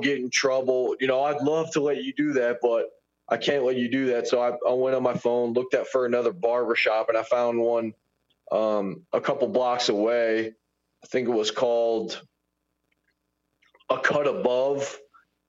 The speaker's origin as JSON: {"language": "English", "town": "Baton Rouge", "region": "Louisiana", "country": "United States", "said": "I'm from Baton Rouge"}